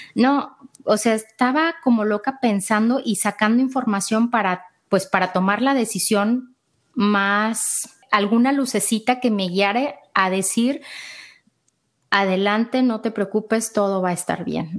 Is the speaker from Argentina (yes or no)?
no; Mexico; now in Austin, United States; soy mexicana, vivo aquí en Austin.